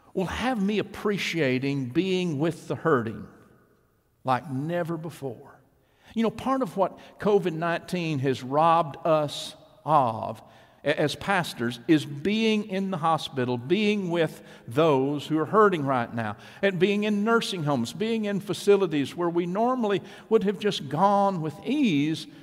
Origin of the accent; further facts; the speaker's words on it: East Texas, United States; my hometown in East Texas